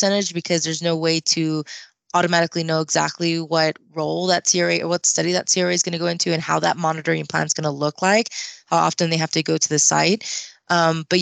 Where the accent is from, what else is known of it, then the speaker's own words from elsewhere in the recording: Austin, Texas, United States; I'm from Austin, Texas, so it's a pretty big city and a lot of neighboring areas